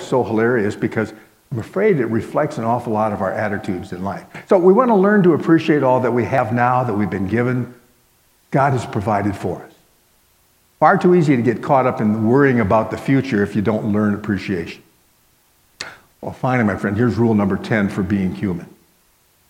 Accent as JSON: {"language": "English", "town": "Miami", "region": "Florida", "country": "United States", "tie": "born or raised there", "said": "as a little guy growing up in Miami, Florida"}